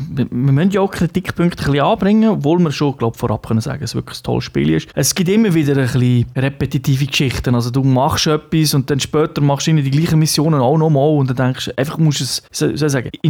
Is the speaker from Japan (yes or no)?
yes; Japan; German is a second language; Ich denke, als Japaner sowieso hat man eine, eine spezielle Beziehung zu Atomwaffen, ähm, weil man es halt tragisch erlebt hat